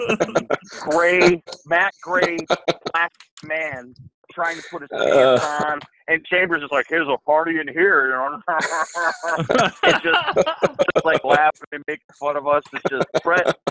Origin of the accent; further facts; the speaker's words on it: Chicago, Illinois, United States; I'm from Chicago